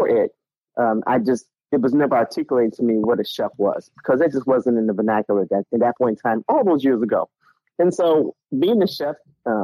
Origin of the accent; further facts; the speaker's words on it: Chicago, Illinois, United States; moved away as an adult; now in Charleston, United States; I am born and raised in Chicago. I live in Charleston, South Carolina